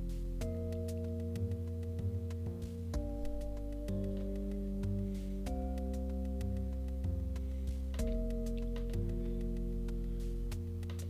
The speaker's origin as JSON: {"language": "English", "town": "Dublin", "region": "Leinster", "country": "Ireland", "said": "not my hometown, but I'm from Dublin"}